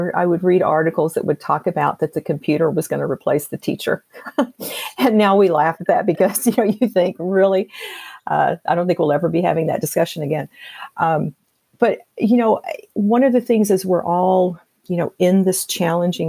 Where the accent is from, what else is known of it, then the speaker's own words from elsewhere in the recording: Tennessee, United States; I'm from Tennessee, and my mother would make biscuits. You know, that was our big thing growing up